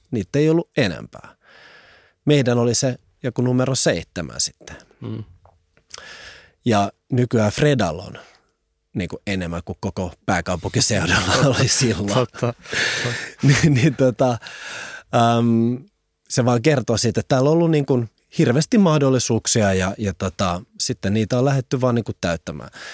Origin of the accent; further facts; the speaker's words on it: Helsinki, Uusimaa, Finland; vartuin Pakilassa ja Pakilla palloheina alueella